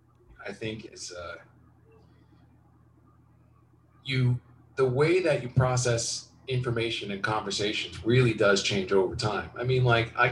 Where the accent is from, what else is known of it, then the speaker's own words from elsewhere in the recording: Westfield, New Jersey, United States; moved away; I grew up in suburban New Jersey, Westfield.